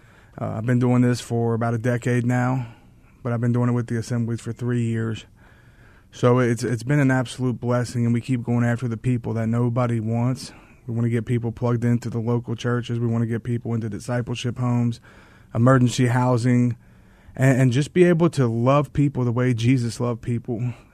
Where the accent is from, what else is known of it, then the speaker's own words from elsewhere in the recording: Kentucky, United States; moved away as an adult; now in Arizona, United States; I was born and raised in Kentucky, and God called us out here in 2020, and we've been out here ever since.